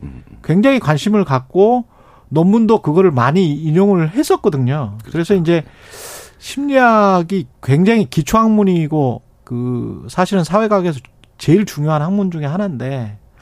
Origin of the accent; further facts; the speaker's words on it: South Korea; 한국 사람이고